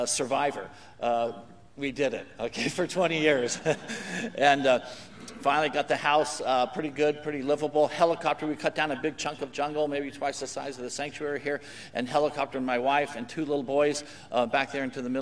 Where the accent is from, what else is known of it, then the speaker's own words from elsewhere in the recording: California, United States; also born or lived in Papua New Guinea; I'm from California